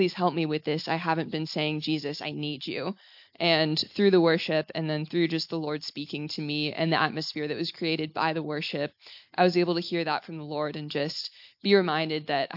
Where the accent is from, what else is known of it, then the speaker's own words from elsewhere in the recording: Texas, United States; moved away; originally from Texas in the U.S.